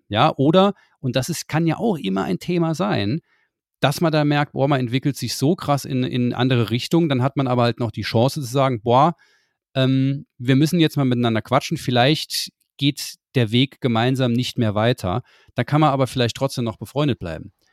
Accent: Saarland, Germany; wir als Saarländer

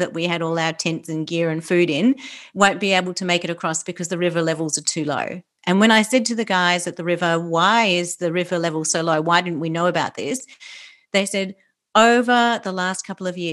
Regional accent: Australia; accent: Australian; I'm Australian, obviously, you can tell by my accent

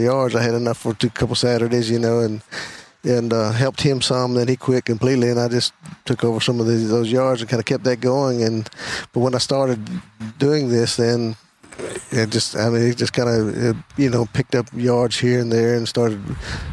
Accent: Scottsville, Virginia, United States; I'm actually from Scottsville, Virginia

